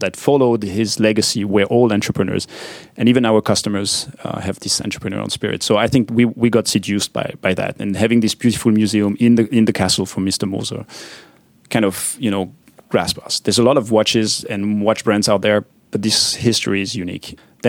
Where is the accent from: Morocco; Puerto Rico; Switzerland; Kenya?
Switzerland; French-speaking Switzerland; English is a second language; I grew up on the French side, but I studied part of my studies in engineering on the German side, so I could speak both languages.